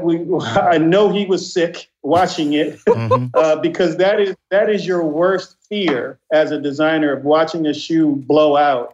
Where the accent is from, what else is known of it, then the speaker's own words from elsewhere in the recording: Inglewood, California, United States; growing up in Inglewood in the '80s